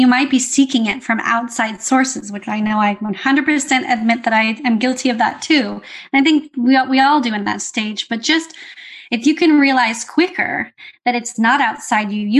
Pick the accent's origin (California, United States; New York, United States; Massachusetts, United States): California, United States; I grew up in California, USA.